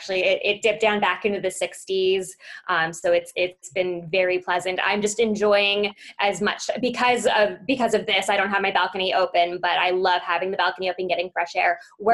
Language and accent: English; Beverly Hills, California, United States; now in Arizona, United States; which is why I grew up in Beverly Hills, down to Tucson for college, spent a year living in Birmingham, Alabama, and then basically came back to Arizona.